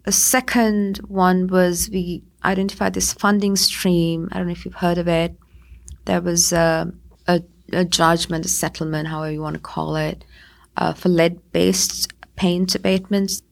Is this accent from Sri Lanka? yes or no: yes; Sri Lanka; moved away; also born or lived in United States; I'm originally from Sri Lanka.